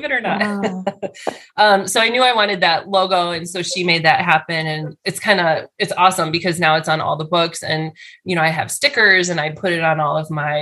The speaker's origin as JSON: {"language": "English", "town": "Chicago", "region": "Illinois", "country": "United States", "tie": "born or raised there", "said": "I was from Chicago"}